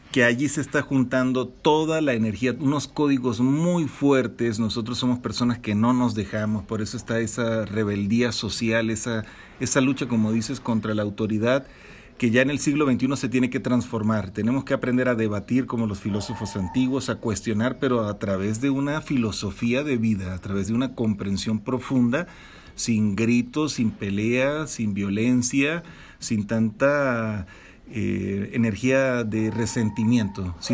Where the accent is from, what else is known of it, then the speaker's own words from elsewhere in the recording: Mexico; Entonces me siento muy identificado con esta noción de que nosotros como mexicanos y como latinoamericanos estamos configurados ya de una manera muy bien eh, preparados